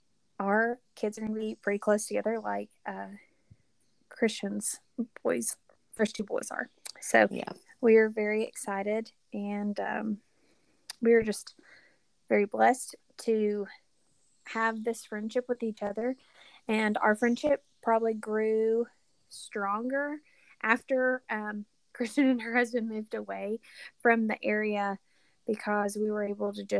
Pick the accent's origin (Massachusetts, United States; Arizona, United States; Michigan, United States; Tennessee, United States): Tennessee, United States; Knoxville; moved away as an adult; now in Alabama, United States; I am originally from Knoxville, Tennessee, and am a transplant to the state of Alabama.